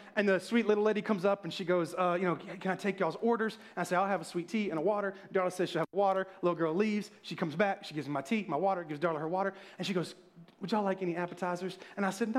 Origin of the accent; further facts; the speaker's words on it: the South, United States; I'm from the South.